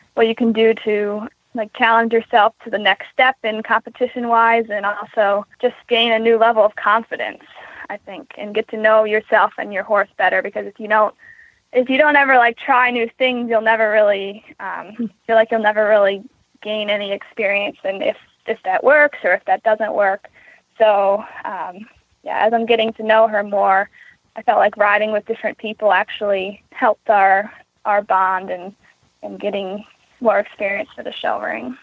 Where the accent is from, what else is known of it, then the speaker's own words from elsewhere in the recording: Queenstown, Maryland, United States; I am from Queenstown, Maryland